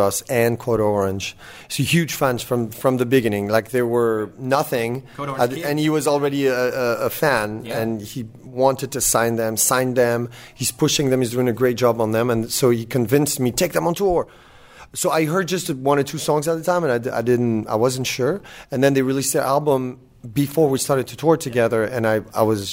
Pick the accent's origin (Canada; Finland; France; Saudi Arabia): France; English is a second language; moved away as an adult; now in New York City, United States; born and raised in Europe, in France. And now I live in New York City since 7 years.